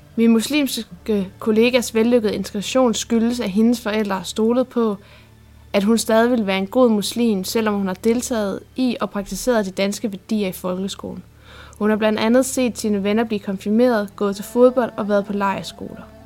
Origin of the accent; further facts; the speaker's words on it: Odense, Southern Denmark, Denmark; moved away as an adult; Oprindeligt kommer jeg fra Odense, hvor jeg gik på Tornbjerg Gymnasium